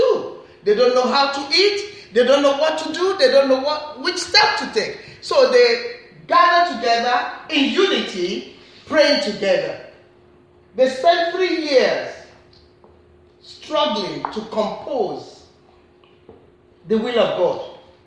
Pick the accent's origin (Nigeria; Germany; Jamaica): Nigeria; I'm a Nigerian, I've got accent